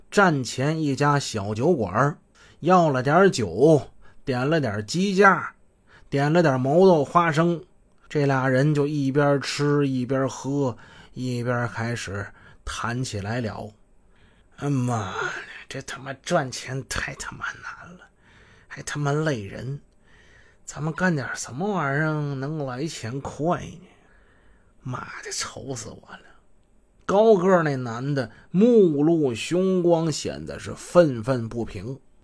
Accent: Shenyang, Liaoning, China; 我们好多沈阳出租车司机

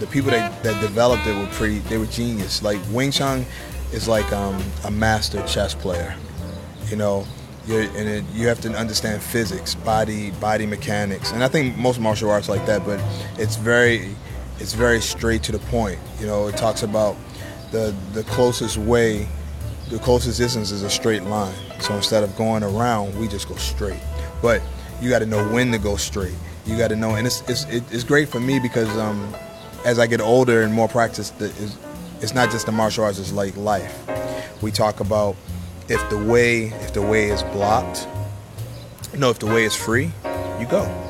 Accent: New York, United States; I'm from New York.

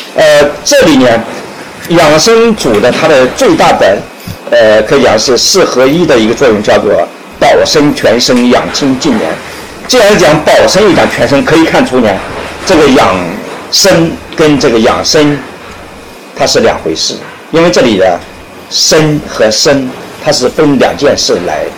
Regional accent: China; 我们中国人

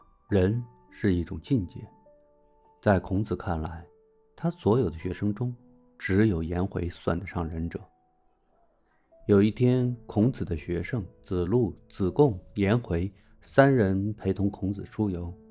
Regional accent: Beijing, China; moved away as an adult; 我作为一个中国人，从北京这块土地长大的中国人，在五千年文化养育下的中国人

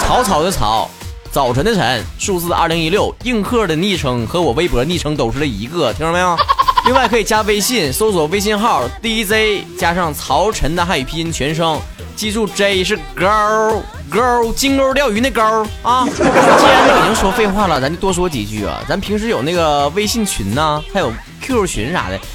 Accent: Shenyang, Liaoning, China; 上一期呢是吴昕啊，也是俺们沈阳人，沈阳这嘎达明星

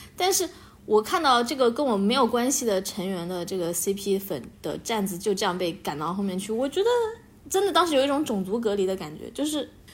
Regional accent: Beijing, China; 来自北京

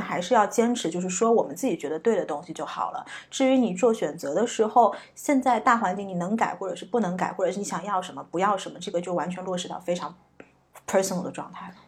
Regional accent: China; moved away as an adult; also born or lived in United States; 我在中国长大并没有很洋气的气质

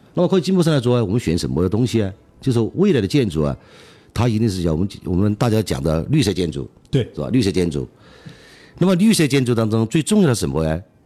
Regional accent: Chongqing, China; 作为重庆人的讲，还是始终想嗯。把这个成果呀，嗯。带到我们家乡来

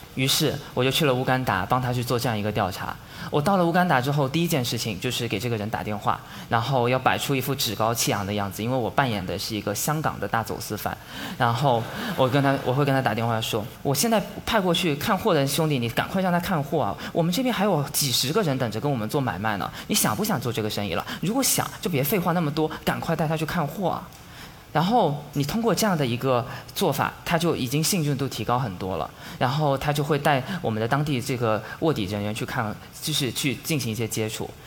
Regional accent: China; 我们中国人

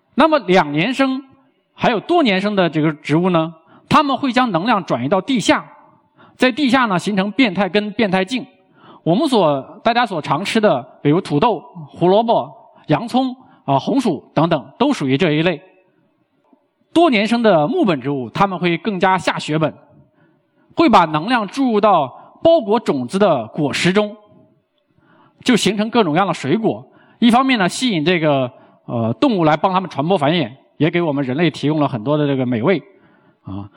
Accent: China; 我们身为中国人，可能并没有那么充分地认识到中国之美

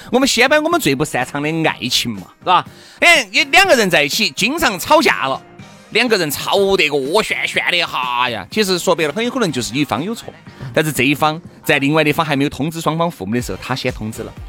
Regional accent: Sichuan, China; 我们四川这边

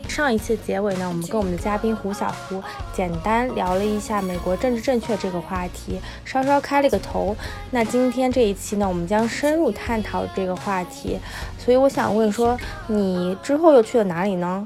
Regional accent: China; moved away; 我完全不避讳说我是中国人这件事情

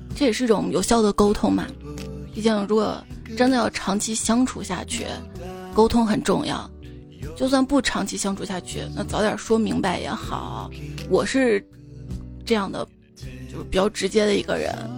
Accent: Xi'an, Shaanxi, China; 我作为一个西安人啊，西安菜很好吃

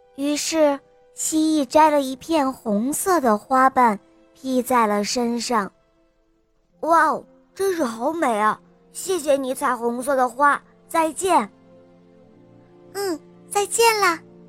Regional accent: Zhengzhou, Henan, China; 今年我四岁了，我来自 河南郑州

